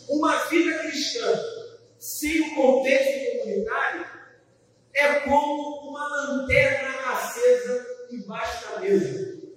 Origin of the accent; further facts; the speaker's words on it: Brazil; Como bons brasileiros